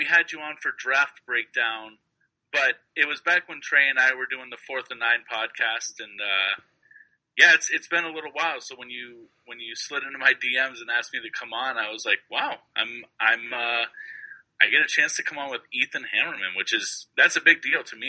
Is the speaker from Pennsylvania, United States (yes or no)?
no; San Jose, California, United States; moved away as an adult; now in Las Vegas, United States; I grew up in the Bay Area. I grew up in South San Jose.